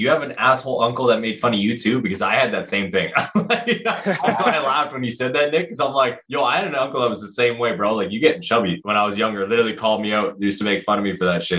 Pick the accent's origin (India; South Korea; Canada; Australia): Canada; Thunder Bay area, Ontario; I didn't actually like grow up in Thunder Bay. I grew up in the country around Thunder Bay. Like I was a country boy. I grew up on a fucking farm and like on 153 acres